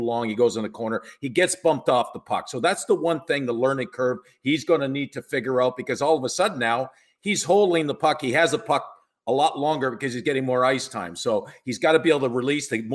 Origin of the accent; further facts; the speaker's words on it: Canada; I'm Canadian